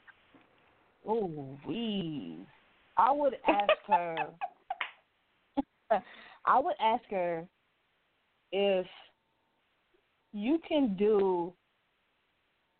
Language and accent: English; the South, United States; I'm just a country girl. I'm from the South.